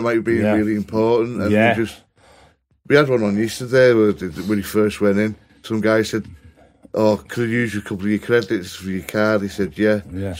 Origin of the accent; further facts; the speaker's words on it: Widnes, North West England, United Kingdom; I'm from a town near Liverpool called Widnes.